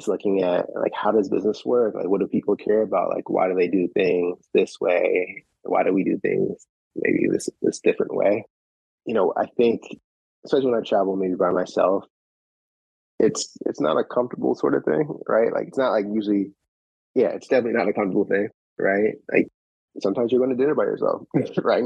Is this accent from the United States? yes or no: yes; Shaker Heights, Ohio, United States; I grew up in Shaker Heights